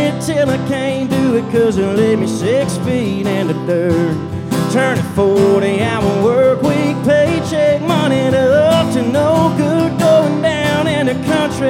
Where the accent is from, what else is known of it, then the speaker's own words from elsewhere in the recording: Pooler, Georgia, United States; also born or lived in Statesboro, Georgia; I am originally from Pooler, Georgia, right outside of Savannah